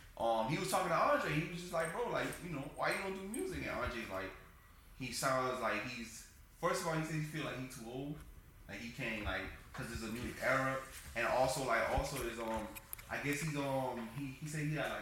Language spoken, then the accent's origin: English; the South, United States; I'm a South nigga, so, like, you know, for sure, outcast.